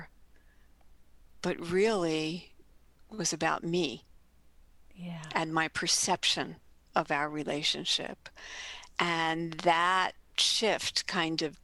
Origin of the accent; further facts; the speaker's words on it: New York City, New York, United States; I grew up in Jackson Heights, Queens. In New York, for those global listeners, a borough of New York